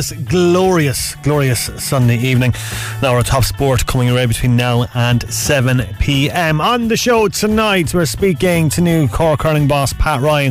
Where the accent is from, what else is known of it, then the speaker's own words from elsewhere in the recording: Derry, Northern Ireland, United Kingdom; I was born in Derry